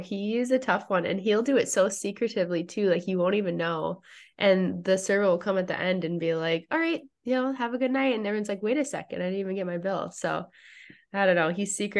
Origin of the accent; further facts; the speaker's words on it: Fargo, North Dakota, United States; moved away as an adult; now in Gilbert, United States; Yep, I'm from Fargo.